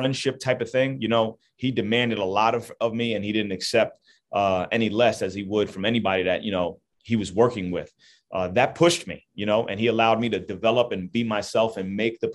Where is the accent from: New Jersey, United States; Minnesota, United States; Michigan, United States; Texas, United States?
New Jersey, United States; Jersey City; I'm from Jersey City, I'm 35 minutes away from home. This is my area. This is my home. I'm really proud to actually be able to have my start and actually coach 35 minutes from where I grew up